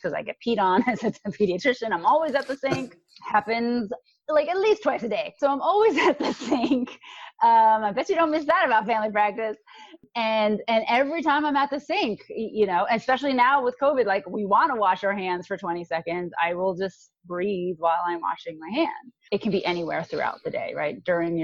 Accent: New York, United States; I am from New York

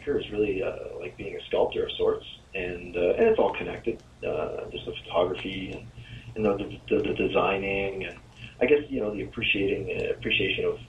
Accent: Oshawa, Ontario, Canada; I grew up in a city called Oshawa

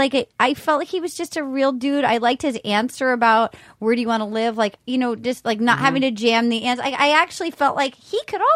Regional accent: Rhode Island, United States; I'm from Rhode Island

